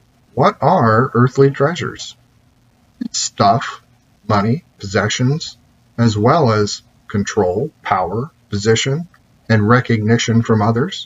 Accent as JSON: {"language": "English", "country": "United States"}